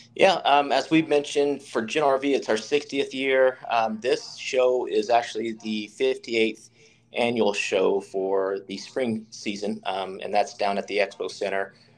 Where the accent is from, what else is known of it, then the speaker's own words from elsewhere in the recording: Charlotte, North Carolina, United States; moved away; I grew up in Charlotte, North Carolina